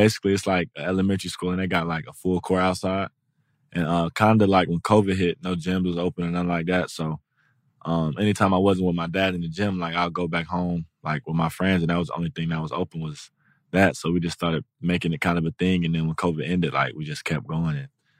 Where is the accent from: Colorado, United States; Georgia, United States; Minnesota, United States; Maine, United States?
Georgia, United States; Atlanta; I'm from Atlanta. So Mike Vick.